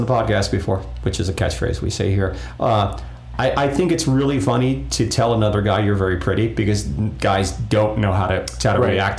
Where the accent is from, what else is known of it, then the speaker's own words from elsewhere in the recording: Fort Pierce, Florida, United States; my hometown of Fort Pierce